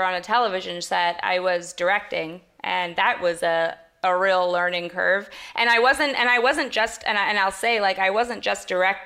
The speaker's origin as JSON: {"language": "English", "country": "Canada", "said": "I'm Canadian as well"}